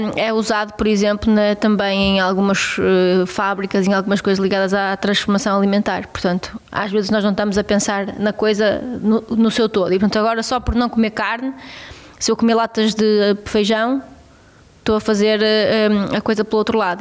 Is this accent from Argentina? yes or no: no; Abaças, Vila Real District, Portugal; eu cresci numa quinta